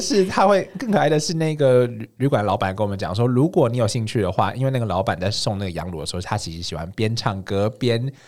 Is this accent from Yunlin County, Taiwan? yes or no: no; Longpan Park area, Pingtung County, Taiwan; 因为小时候在那边长大的嘛